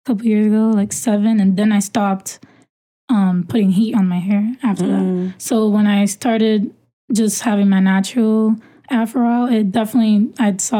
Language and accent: English; New York City, New York, United States; also born or lived in Dominican Republic; I grew up in Brooklyn.